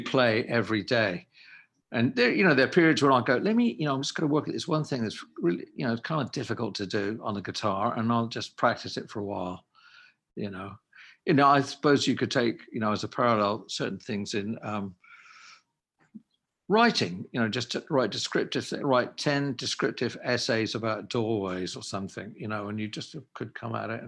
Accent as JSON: {"language": "English", "region": "England", "country": "United Kingdom", "moved": "yes", "lives_now": "United States", "said": "I'm definitely an English person. And no question about that. But I've lived in America for quite a large portion of my life."}